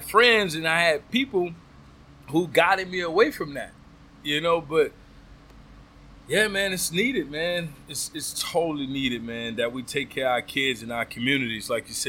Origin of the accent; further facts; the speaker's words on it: the South, United States; I'm from the South.